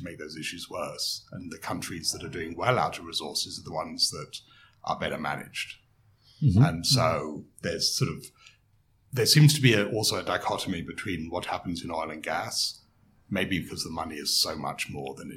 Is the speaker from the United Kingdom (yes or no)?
yes; England, United Kingdom; moved away as an adult; also born or lived in United States / Melbourne, Australia / France; now in Perth, Australia; as you can probably tell from my accent, I grew up in England